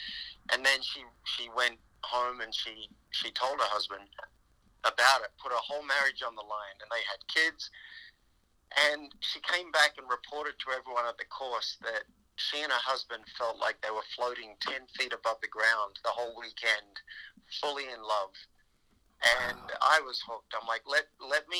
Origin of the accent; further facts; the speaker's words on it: Australia; moved away as an adult; also born or lived in New York; I'm from Australia originally